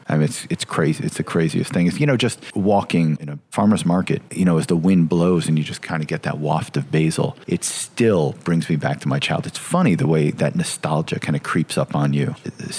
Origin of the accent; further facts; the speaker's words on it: Oakville, Connecticut, United States; I grew up in Oakville, Connecticut. I'm a Connecticuter, the nutmeg state.